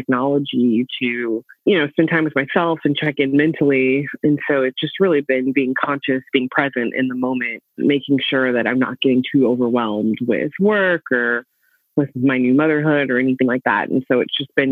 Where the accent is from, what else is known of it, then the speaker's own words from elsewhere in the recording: Oakland, California, United States; I'm born and raised in Oakland